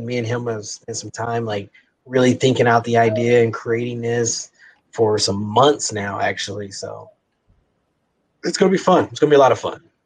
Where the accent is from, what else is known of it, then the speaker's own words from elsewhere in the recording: Kansas City, Missouri, United States; we're both from Kansas City.